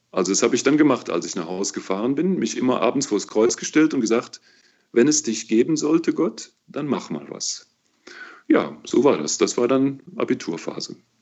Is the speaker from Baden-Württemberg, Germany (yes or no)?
no; Cologne, North Rhine-Westphalia, Germany; das kann ich ja nur als Kölner beantworten, weißt du? Hier in Köln